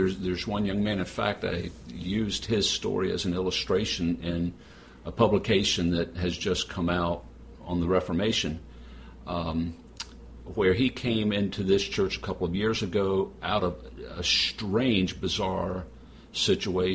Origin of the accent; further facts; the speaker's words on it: United States; now in Indianapolis, United States; as an American minister